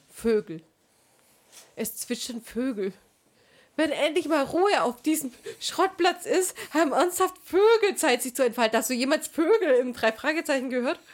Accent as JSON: {"language": "German", "region": "Swabia", "country": "Germany", "said": "Ich bin Schwabe"}